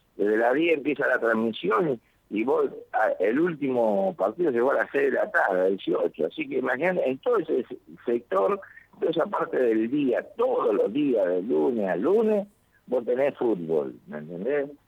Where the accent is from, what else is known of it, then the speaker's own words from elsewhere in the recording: Argentina; now in Lima, Peru; como argentino